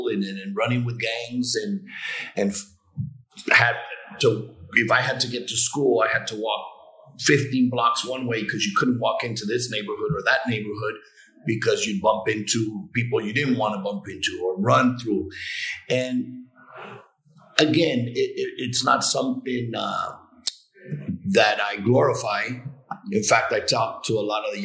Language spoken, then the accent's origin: English; San Francisco, California, United States; I grew up in the Mission District, and the Mission District was really in San Francisco